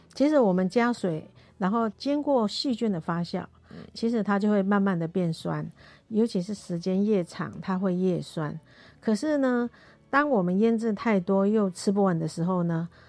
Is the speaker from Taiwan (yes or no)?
yes; Taiwan; 我是标准的客家人哦